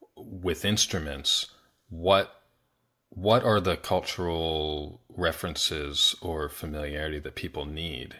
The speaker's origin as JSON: {"language": "English", "region": "Pennsylvania", "country": "United States", "tie": "born or raised there", "said": "I grew up in Pennsylvania"}